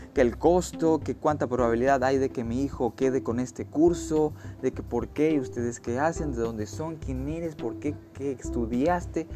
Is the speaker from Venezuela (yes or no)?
no; Mexico; also born or lived in Playa del Carmen; Como buen mexicano